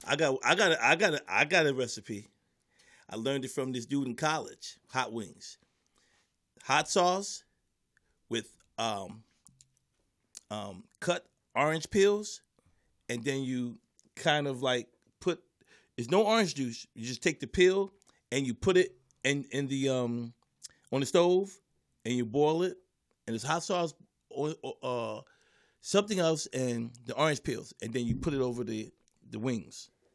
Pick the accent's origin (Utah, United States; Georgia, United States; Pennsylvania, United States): Pennsylvania, United States; Philadelphia; growing up in Philly